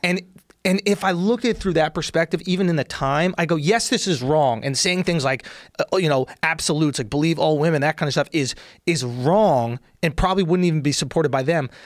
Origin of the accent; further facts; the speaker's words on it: New York, United States; I grew up in New York